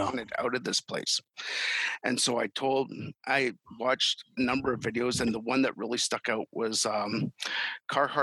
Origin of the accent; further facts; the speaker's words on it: Canada; I ended up coming back to my hometown where I was born